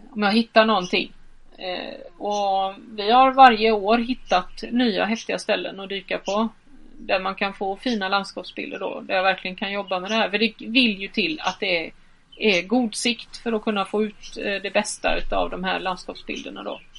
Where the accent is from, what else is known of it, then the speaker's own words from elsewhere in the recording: Halland County, Sweden; som vi säger hemma i Halland